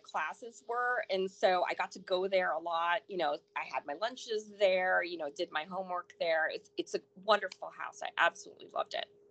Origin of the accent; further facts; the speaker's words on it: Port St. Lucie, Florida, United States; also born or lived in Chicago, Illinois; I grew up in um, a small little town called Port St. Lucie between mm-hmm. Vero Beach and uh, West Palm Beach